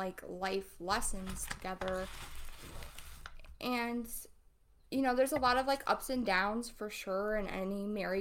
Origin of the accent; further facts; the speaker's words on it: Ohio, United States; I grew up in Ohio. I've lived here my whole life